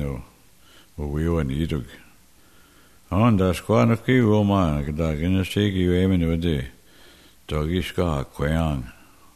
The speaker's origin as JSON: {"language": "English", "area": "Mille Lacs Lake", "region": "Minnesota", "country": "United States", "also_born_or_lived": "Los Angeles", "moved": "as an adult", "said": "I'm from Mille Lacs Lake"}